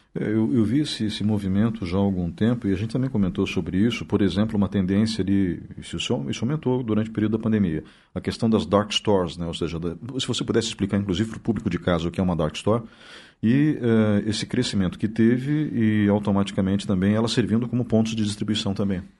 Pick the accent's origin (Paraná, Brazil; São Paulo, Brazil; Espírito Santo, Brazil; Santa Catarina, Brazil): Santa Catarina, Brazil; Blumenau; now in Ponta Grossa, Brazil; Eu, quando era adolescente em Blumenau